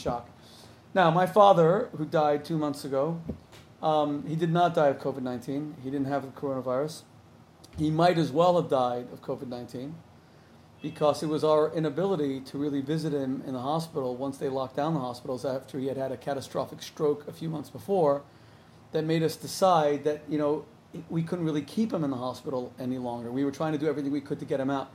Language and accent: English; Miami, Florida, United States; now in New Jersey, United States; I'm from Miami. My whole family still lives in Miami